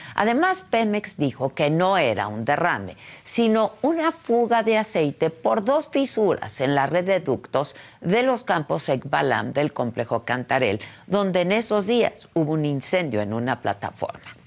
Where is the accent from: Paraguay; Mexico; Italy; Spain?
Mexico; como mexicanos